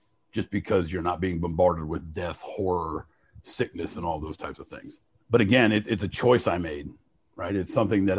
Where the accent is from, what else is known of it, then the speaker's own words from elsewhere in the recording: Fort Recovery, Ohio, United States; I was born in Fort Recovery.